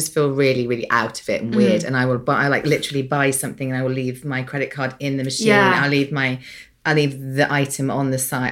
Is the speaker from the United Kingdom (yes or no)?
yes; United Kingdom; We're both British here